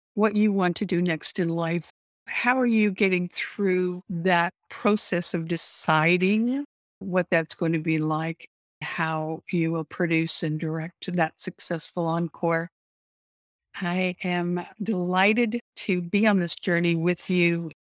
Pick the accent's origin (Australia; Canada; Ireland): Canada; I grew up in Canada